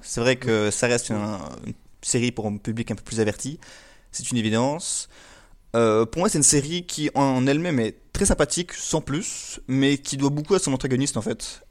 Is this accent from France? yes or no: no; Belgium; je suis belge.